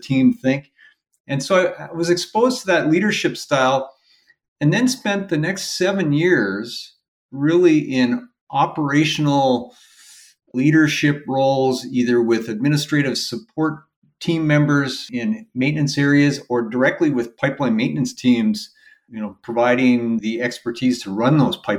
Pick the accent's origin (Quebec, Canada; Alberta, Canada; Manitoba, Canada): Alberta, Canada; West Central; now in Omaha, United States; I grew up in West Central Alberta, kind of west of Edmonton.